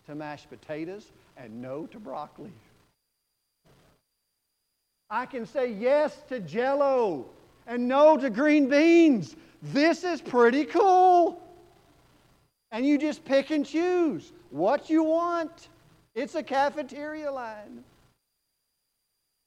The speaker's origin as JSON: {"language": "English", "region": "Texas", "country": "United States", "said": "I'm from Texas"}